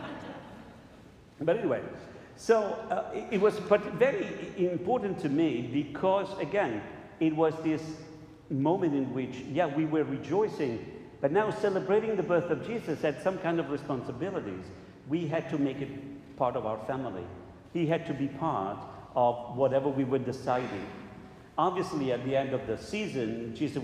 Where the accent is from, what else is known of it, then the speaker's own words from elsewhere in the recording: Southern Italy, Italy; moved away; I'm from Italy, and we in Italy have, in the south, we have different traditions